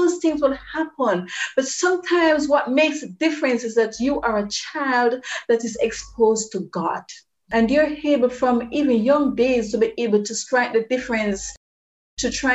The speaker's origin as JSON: {"language": "English", "country": "Jamaica", "tie": "born or raised there", "said": "Here in Jamaica, from which I am communicating with you, and this is my home country"}